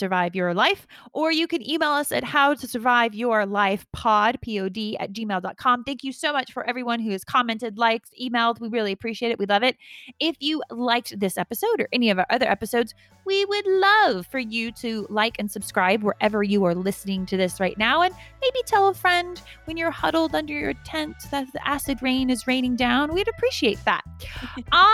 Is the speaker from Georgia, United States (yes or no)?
yes; Atlanta, Georgia, United States; I am from Atlanta